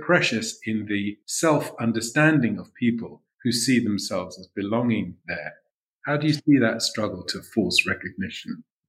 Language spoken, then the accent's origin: English; London, United Kingdom; I was born in London